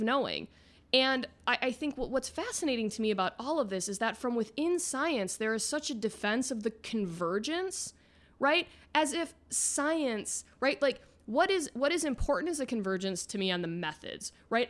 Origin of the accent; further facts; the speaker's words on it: Midwest, United States; now in Florida, United States; Midwest, I'm from America's High Five.